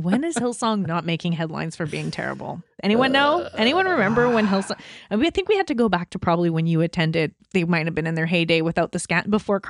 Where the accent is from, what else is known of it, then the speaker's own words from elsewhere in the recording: Canada; I'm Canadian